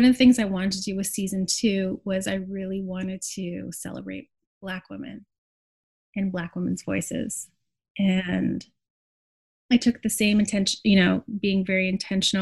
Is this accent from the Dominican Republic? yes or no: no; Montreal, Quebec, Canada; now in Brooklyn, United States; the place where I grew up in Montreal as a child